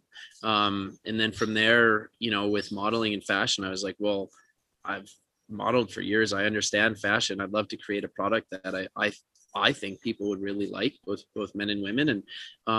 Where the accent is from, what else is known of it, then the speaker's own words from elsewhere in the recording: Northern Minnesota, United States; moved away as an adult; now in New York City, United States; growing up in Northern Minnesota